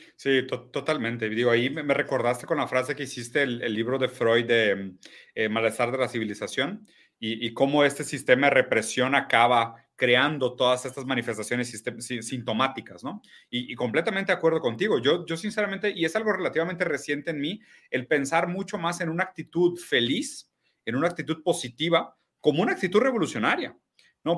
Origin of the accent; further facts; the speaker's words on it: Brazil; moved away; also born or lived in Mexico City; yo siendo brasileño